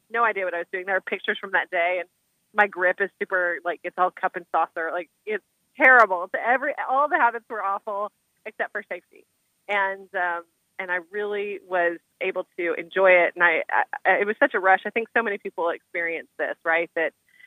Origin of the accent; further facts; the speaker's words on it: West Texas, United States; So I grew up in West Texas, and, you know, definitely, you know, deep Texas. I'm like seventh generation Texan.